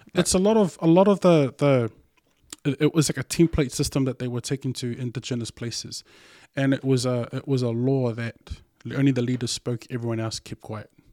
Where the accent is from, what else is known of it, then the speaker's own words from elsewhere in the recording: New Zealand; first language Samoan; English is a second language; I'm this kid who's born and raised in New Zealand